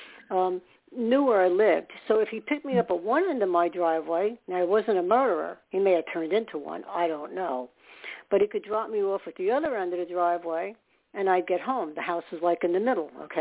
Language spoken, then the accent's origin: English; New York, United States; moved away; also born or lived in Staten Island, New York; I was born in New York, so I was comfortable in the city